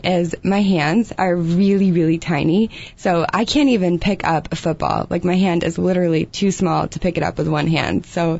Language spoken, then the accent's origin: English; England, United Kingdom; born there; I was born in England.